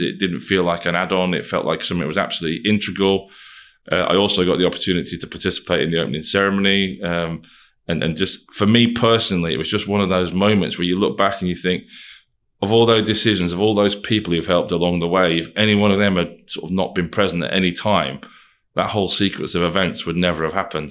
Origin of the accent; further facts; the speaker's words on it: Wigan, North West England, United Kingdom; some lad from Wigan.